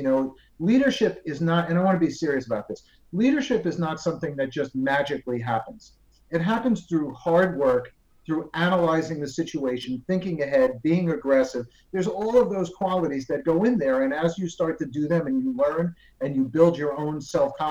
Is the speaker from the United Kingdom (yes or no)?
no; New Jersey, United States; moved away as an adult; now in Miami, United States; I was a Jersey boy, as we say, and that's New Jersey in the United States. Grew up there